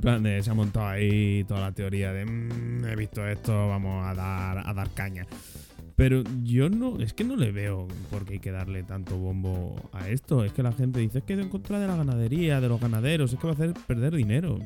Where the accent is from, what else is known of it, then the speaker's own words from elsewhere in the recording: Spain; España, que es que somos del país de Europa